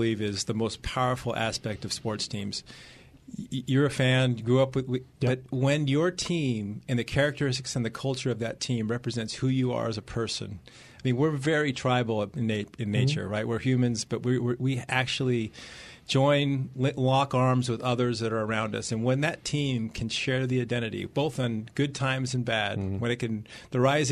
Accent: West Coast, United States; also born or lived in New Orleans; now in Newark, United States; I grew up on the West Coast

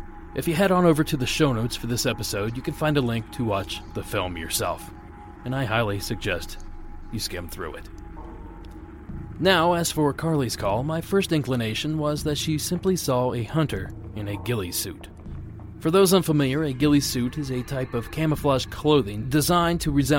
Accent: Ohio, United States; moved away; Back in my home state of Ohio

